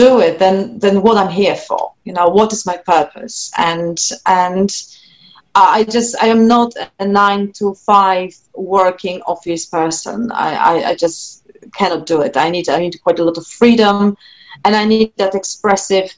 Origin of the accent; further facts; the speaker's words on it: Poland; first language Polish; English is a second language; moved away; my first language is Polish. I'm Polish, and then English is my second language